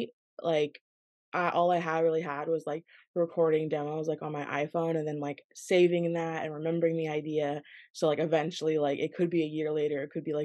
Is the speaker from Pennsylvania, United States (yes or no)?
no; Washington, United States; I'm from Washington, the rainy state, and I actually grew up in a small town about like 2 hours north of Seattle